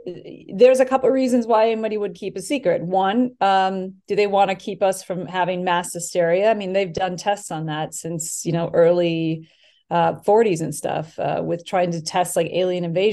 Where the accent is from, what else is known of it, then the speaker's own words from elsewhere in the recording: Wisconsin, United States; moved away as an adult; also born or lived in Los Angeles; I went to school for TV and film in the University of Wisconsin because I'm from Wisconsin. And then I moved out